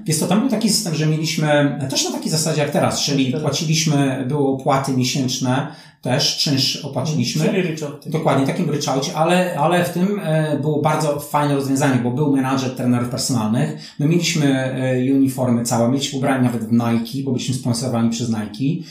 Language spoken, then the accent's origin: Polish; Poland; moved away as an adult; also born or lived in New Zealand / Turkey / Malaysia; 88 wyjechałem z Polski